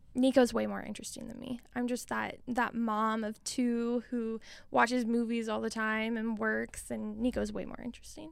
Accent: Billings, Montana, United States; also born or lived in Missoula, Montana; I was born and raised in Billings, Montana

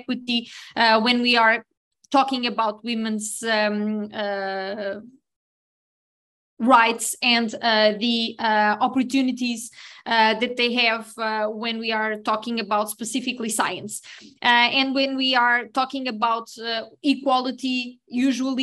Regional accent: Portugal; I'm a pharmacist from Portugal.

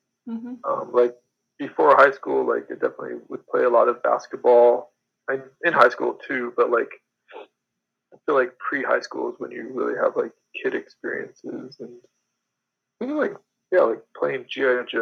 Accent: Denver, Colorado, United States; now in Moab, United States; In Denver, Colorado. Oh, yeah. Mostly.

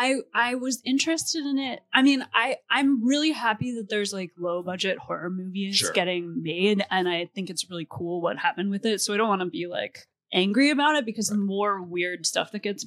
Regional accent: Rhode Island, United States; I grew up in Rhode Island.

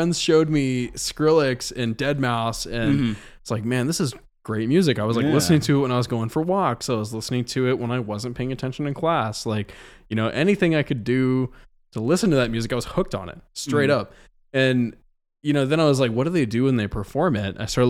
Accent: El Paso, Texas, United States; born there; also born or lived in Missouri / Alaska / Georgia / New Mexico; I was born in El Paso, Texas, lived in a couple cities around Texas. when I was much too young to remember it.

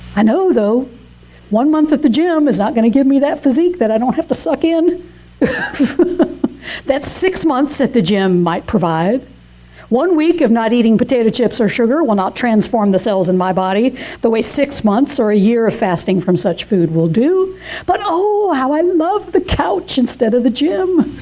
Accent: Atlanta, Georgia, United States; moved away as an adult; now in South Carolina, United States; I was very homesick for my hometown of Atlanta

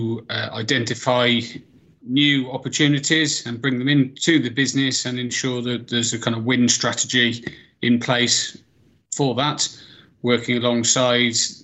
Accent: Ludlow, West Midlands, United Kingdom; I grew up out in near the Welsh border. In a place called Ludlow

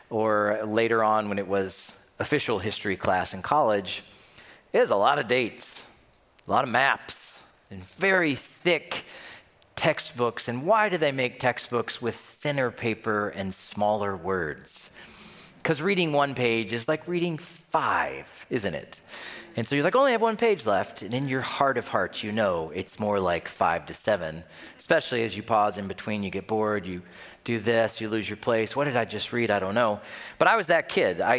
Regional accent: the South, United States; Yes, I'm from the South, and yes, we say aunt, not aunt.

